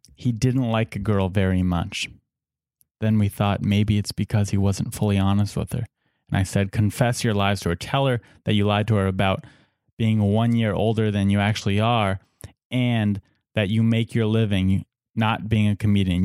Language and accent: English; San Diego, California, United States; We're both from Saint Diego.